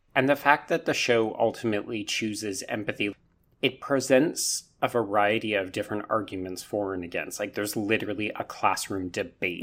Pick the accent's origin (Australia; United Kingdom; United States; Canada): Canada; grow up as a Canadian